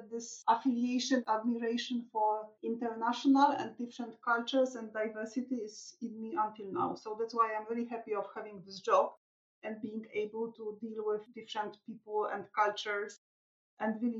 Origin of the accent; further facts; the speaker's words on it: Krakow, Lesser Poland, Poland; I was born in Krakow, and here I am sitting at home in Krakow, where I was born